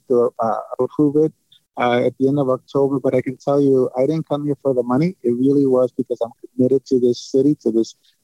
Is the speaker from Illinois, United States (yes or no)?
yes; Chicago, Illinois, United States; also born or lived in San Antonio; it is my city. It's my hometown